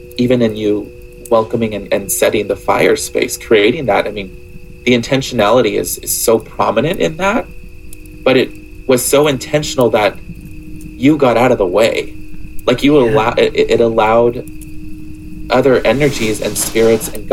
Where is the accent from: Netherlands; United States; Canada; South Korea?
United States; Southern California; I'm from Southern California